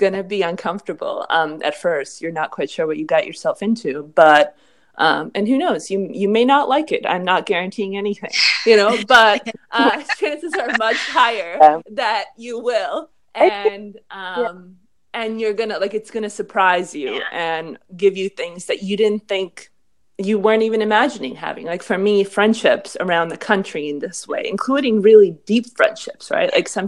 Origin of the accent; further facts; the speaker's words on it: Boston, Massachusetts, United States; also born or lived in New York City / Philadelphia; growing up in Boston and NYC and Philly